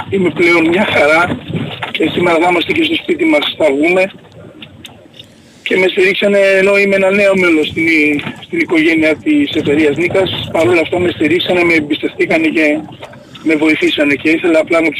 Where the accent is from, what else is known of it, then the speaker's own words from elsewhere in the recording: Keratsini, Attica, Greece; Γεια σου, είμαι από Κερατσίνη.